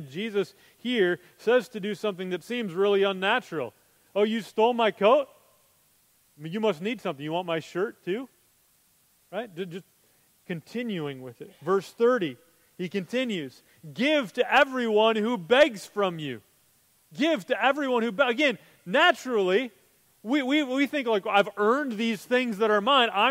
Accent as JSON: {"language": "English", "country": "United States", "said": "as Americans"}